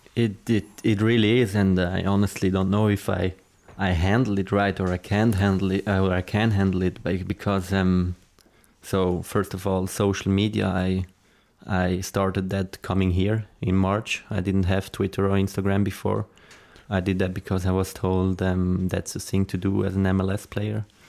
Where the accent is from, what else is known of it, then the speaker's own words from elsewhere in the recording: Zurich, Switzerland; English is a second language; moved away as an adult; also born or lived in Lucerne; now in United States; I'm from Zurich